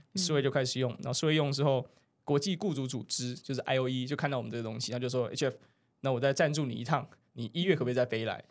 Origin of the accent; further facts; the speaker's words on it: Taiwan; 我们要把台湾的护照翻开